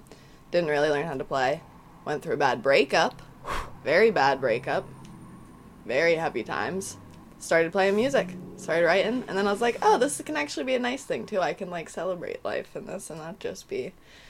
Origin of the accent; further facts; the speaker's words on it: Lititz, Pennsylvania, United States; I am from Lititz, Pennsylvania, Amish country.